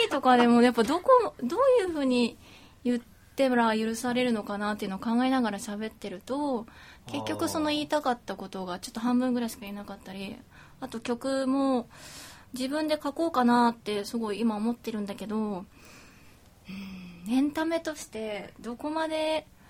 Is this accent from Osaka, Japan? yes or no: yes; Osaka, Japan; 大阪出身